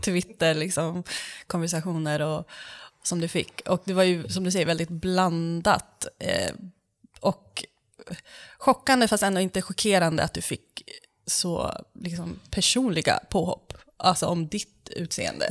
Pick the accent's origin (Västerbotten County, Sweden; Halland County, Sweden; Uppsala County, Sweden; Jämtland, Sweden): Uppsala County, Sweden; Uppsala; Jag är ju från Uppsala